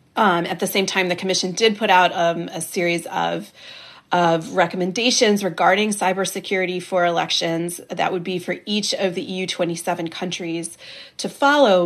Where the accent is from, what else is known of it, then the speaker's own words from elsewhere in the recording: United States; accent: American; I'm I'm American